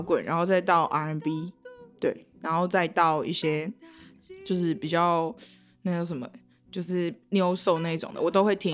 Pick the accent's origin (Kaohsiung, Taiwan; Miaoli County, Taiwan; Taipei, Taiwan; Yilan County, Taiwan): Kaohsiung, Taiwan; moved away; 我就是我以前在高雄，因为我是高雄嗯。人